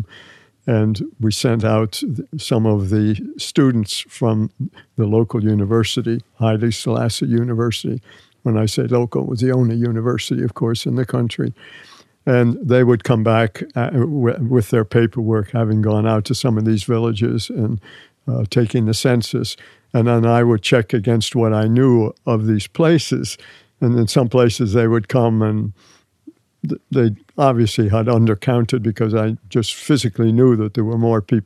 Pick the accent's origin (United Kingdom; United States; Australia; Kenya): United States; Being an American